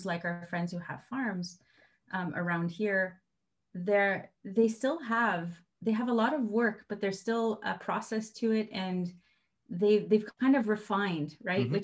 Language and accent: English; Canada; I'm French Canadian, so I do come from a family where, you know, my grandmother had like 14 kids.